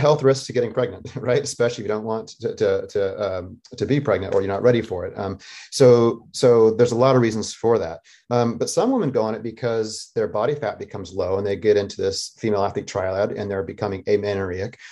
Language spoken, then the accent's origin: English; Northern Arizona, United States; also born or lived in Costa Rica / Denver, Colorado; growing up in Northern Arizona